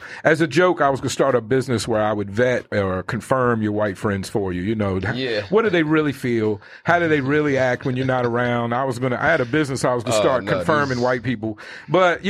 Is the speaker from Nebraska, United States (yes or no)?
no; Richmond, Virginia, United States; now in Arizona, United States; I'm from Richmond